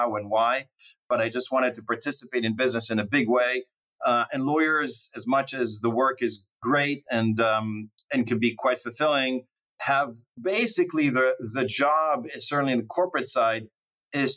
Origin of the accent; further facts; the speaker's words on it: Northern District, Israel; moved away as an adult; now in United States; growing up in Israel during some difficult times